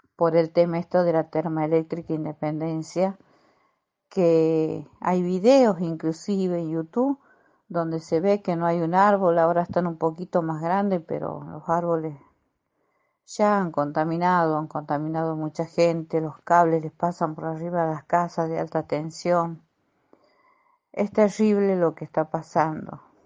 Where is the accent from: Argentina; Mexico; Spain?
Argentina; Santiago del Estero; also born or lived in Córdoba; now in San Miguel de Tucumán, Argentina; Soy de San Miguel de Tucumán, nacida en Córdoba. Estuve 12 años en Santiago del Estero, provincia de Santiago del Estero, después me vine a Tucumán